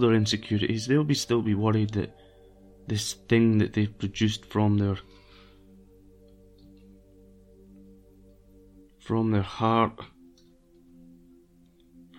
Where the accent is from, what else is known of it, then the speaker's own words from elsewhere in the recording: Brechin, Scotland, United Kingdom; also born or lived in Edinburgh / Dunkeld, Perthshire; now in London, United Kingdom; my hometown, Brechin